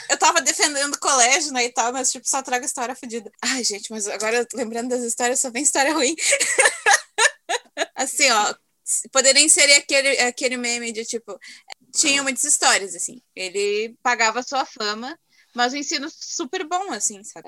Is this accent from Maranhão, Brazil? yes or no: no; Alvorada, Rio Grande do Sul, Brazil; eu ainda moro no mesmo bairro onde me criei, né? Cresci. Olhando assim, continua a mesma tranquilidade. E morando assim em Alvorada